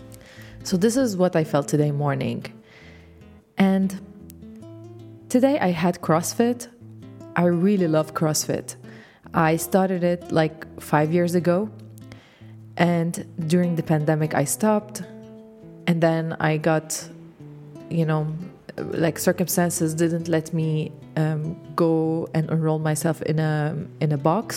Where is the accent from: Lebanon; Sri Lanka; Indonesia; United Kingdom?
Lebanon; English is a second language; I am Lebanese, so English is my second language.